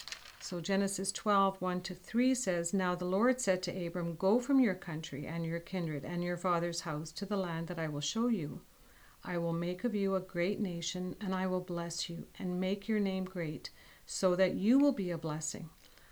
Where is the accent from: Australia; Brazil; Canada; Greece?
Canada; Winnipeg, Manitoba; now in Dayton, United States; We come from Winnipeg, Canada, so we have a Canadian perspective